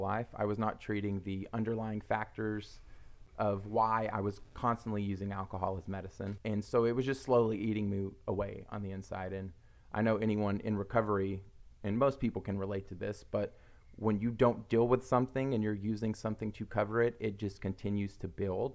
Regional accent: Oklahoma, United States; We're both from Oklahoma

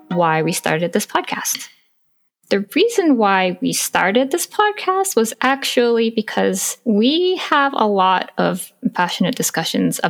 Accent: Eureka, California, United States; I grew up in Northern California, like Redwood Coast, Humboldt County, and a very small city

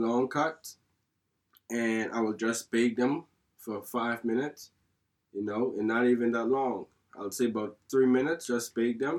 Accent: Turks & Caicos Islands; moved away as an adult; I'm from the Turks and Caicos, and like I said, I grown up most of my time just being home

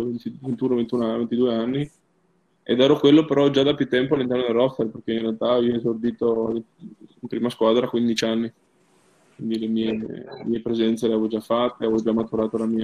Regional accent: Trieste, Friuli-Venezia Giulia, Italy; io essendo triestino eh, sono cresciuto comunque andando a guardare la Triestina

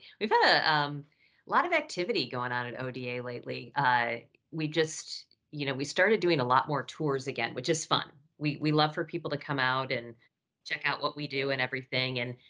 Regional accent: near Cedar Point, Ohio, United States; I grew up near Cedar Point

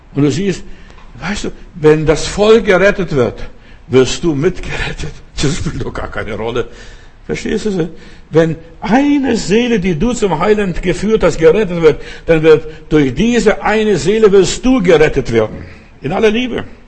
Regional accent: Lithuania; moved away; mein Vater hat bei uns in Litauen dort auf, äh, Grundstück, auf unserem Grundstück einen Brunnen gegraben

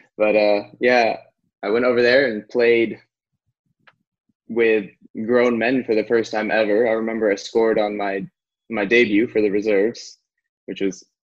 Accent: Orange County, California, United States; I grew up in Orange County

